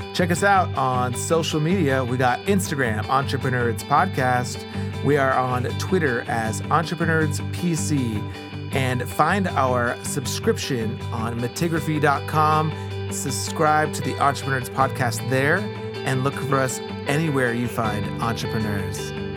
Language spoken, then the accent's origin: English; Columbus, Ohio, United States; I grew up on the East Side, too, like I said, The neighborhood I was raised in and the neighborhood I live in now